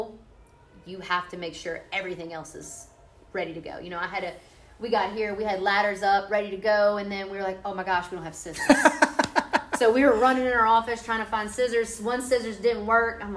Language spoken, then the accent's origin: English; Hammond, Louisiana, United States; being here in this city, coaching in my hometown